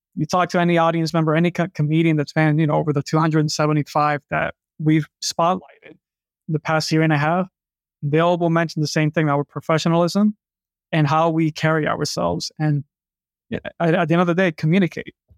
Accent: New York City, New York, United States; I grew up in New York City

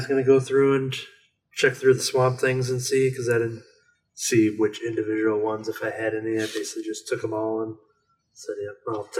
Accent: Canada; Oh, I just exposed myself as Canadian.

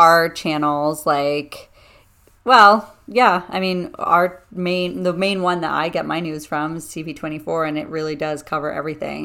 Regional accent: Canada; I'm Canadian and I love my Canadians and my country

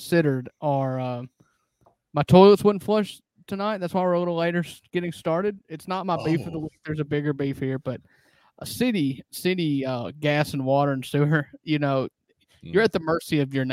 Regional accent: Kossuth, Mississippi, United States; growing up on Kossuth water, they used to tell us

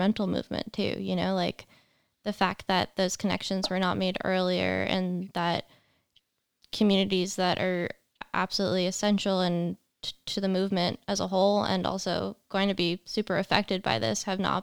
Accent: Long Island, New York, United States

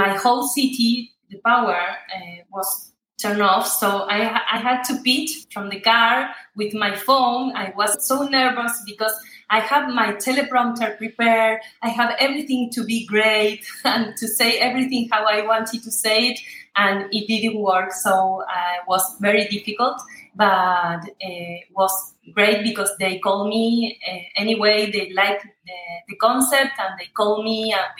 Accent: Argentina; English is a second language; I'm from Argentina

